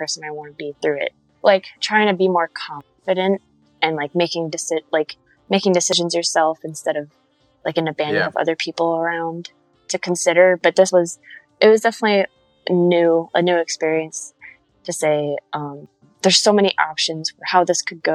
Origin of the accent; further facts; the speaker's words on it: Rockville, Maryland, United States; Rockville, Maryland. So like kind of outside of DC. So I go to 930 Club a lot. Black Cat